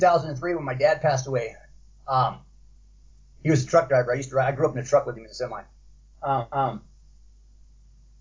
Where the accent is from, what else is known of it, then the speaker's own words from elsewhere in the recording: Compton, California, United States; also born or lived in Paramount, California / Watts, Los Angeles; I grew up in Compton, California, Paramount. I grew up in Watts, places like